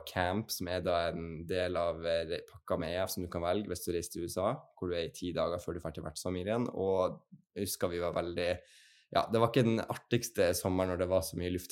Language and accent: Norwegian; Fredrikstad, Østfold, Norway; also born or lived in Flower Mound, Texas, United States; Jeg er fra Fredrikstad.